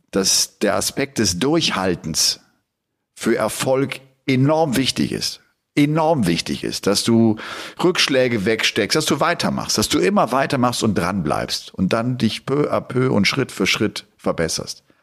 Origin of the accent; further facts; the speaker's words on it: Dresden, Saxony, Germany; bin einfach mal zu einem Jugendtraining in Dresden in meiner Heimatstadt gegangen.